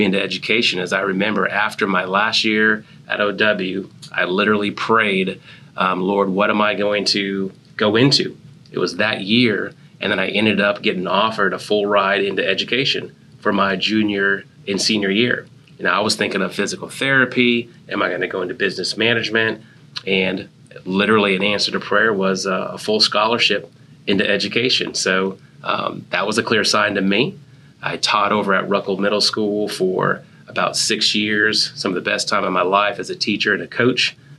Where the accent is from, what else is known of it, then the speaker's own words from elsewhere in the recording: Hawaii, United States; And that's where I ended up graduating high school. So as you can imagine, growing up in Hawaii, that was a hard time.